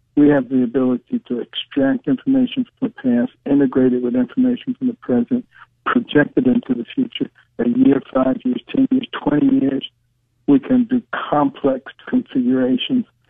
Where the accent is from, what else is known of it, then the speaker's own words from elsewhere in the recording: Detroit, Michigan, United States; also born or lived in Boston; we moved from Boston back to Detroit